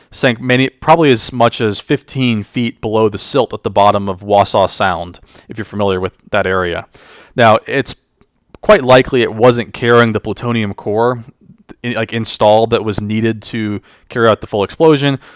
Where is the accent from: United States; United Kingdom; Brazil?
United States; just outside of Charlotte, North Carolina; I grew up in North Carolina, uh, just outside of Charlotte, with my parents and my sister